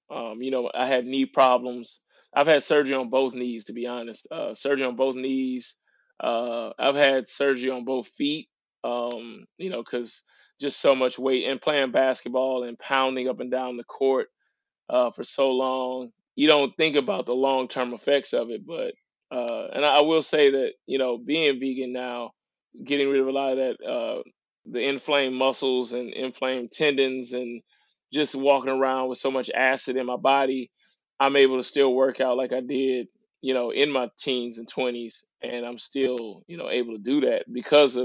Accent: St. Louis, Missouri, United States; also born or lived in Little Rock, Arkansas; I was born in Little Rock, Arkansas, which is, you know, considered the South of America. And then I was raised in St. Louis, Missouri, which was called the Midwest.

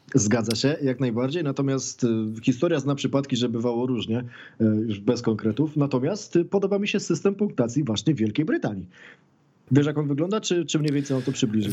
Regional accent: Poland; jesteśmy z Polski

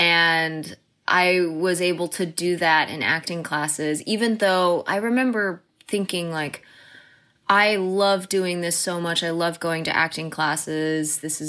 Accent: The Colony, Texas, United States; So that's what moved us to Texas. And I pretty much consider Texas my home, my hometown. I lived in the Colony, Texas, mm-hmm. is where I grew mm-hmm. up. And it was the best place to grow up.

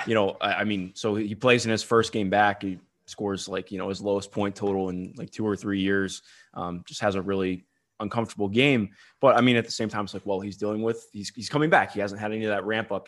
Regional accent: Cleveland, Ohio, United States; I grew up in Cleveland, but all my family went to either Michigan State or U of M.

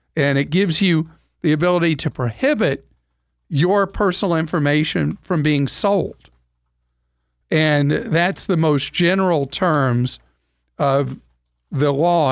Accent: United States; we in America

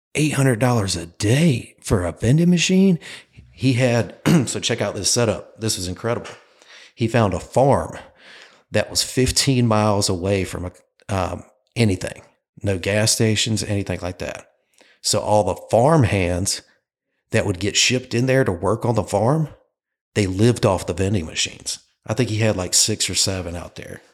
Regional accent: Clayton, North Carolina, United States; moved away as an adult; now in Myrtle Beach, United States; I am from Clayton, North Carolina, a little town outside of Raleigh

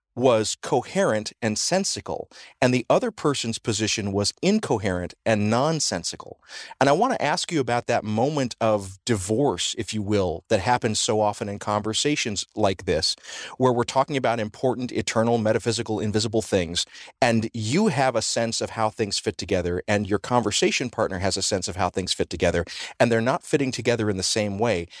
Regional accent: the South, United States; Growing up in the South

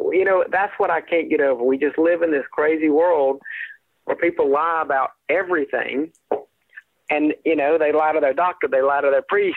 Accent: South Carolina, United States; I grew up in South Carolina, and so we did North Carolina TV would obviously bleed over to the upstate where I grew up

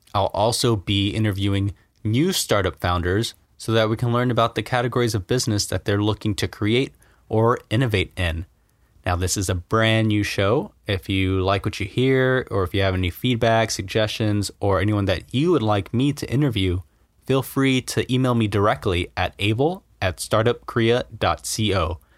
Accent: United States; moved away as an adult; now in Korea; I'm American, and I went to school in the U S

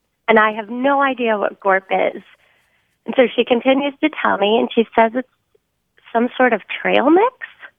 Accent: Midwest, United States; now in San Diego, United States; I'm from the Midwest originally

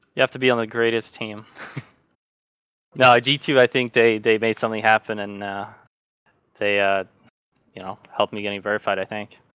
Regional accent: Norway; I'm from Norway

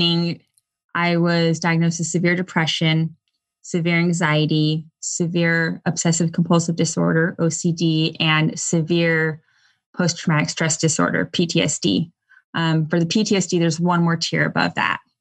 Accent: Southern California, United States; also born or lived in Texas; now in Durham, North Carolina, United States; I grew up in Southern California, then moved to Texas, and then moved to North Carolina.

